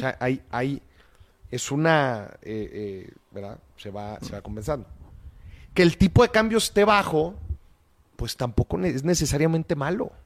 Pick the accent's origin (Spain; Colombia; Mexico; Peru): Mexico